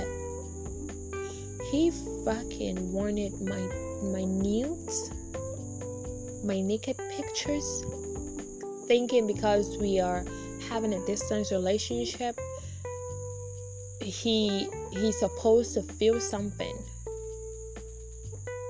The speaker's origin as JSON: {"language": "English", "country": "Ghana", "said": "I'm just a Ghanaian from Ghana"}